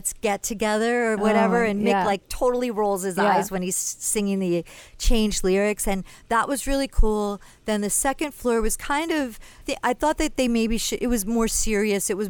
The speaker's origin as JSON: {"language": "English", "region": "New Jersey", "country": "United States", "tie": "born or raised there", "said": "Zach and I grew up in Jersey."}